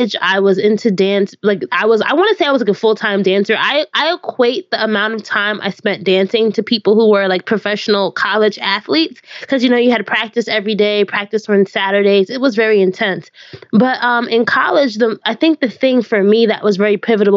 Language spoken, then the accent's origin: English; Orange, United States; my hometown of Orange